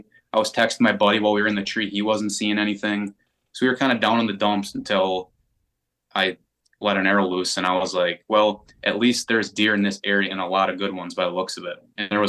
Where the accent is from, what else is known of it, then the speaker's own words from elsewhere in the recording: Wisconsin, United States; And I was brought up in Wisconsin to not pass up an opportunity.